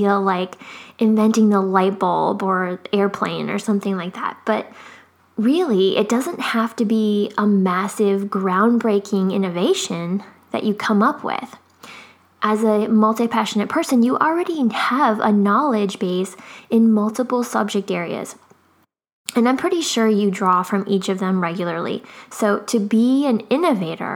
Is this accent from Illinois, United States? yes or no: yes; Chicago, Illinois, United States; also born or lived in Japan; now in Florida, United States; I grew up in Chicago